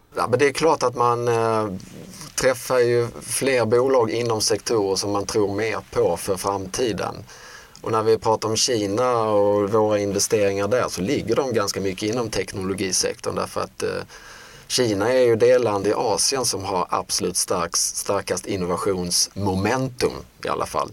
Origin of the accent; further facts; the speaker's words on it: Sweden; Som svenskar